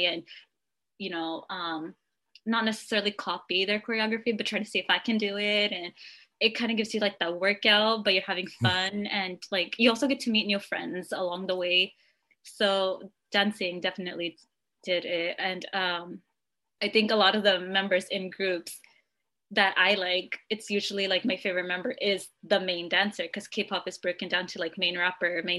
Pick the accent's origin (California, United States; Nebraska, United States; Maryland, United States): California, United States; I'm from California